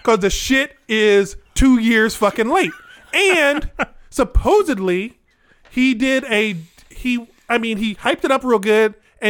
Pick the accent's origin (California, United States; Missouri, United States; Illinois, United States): Illinois, United States; Springfield; moved away as an adult; now in Chicago, United States; I'm not from Chicago. I'm from Springfield. I'm from Central Illinois. I've only been up here 20 years